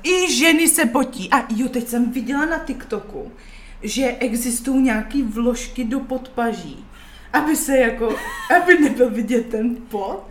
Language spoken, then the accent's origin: Czech; Czechia; Jsem Češka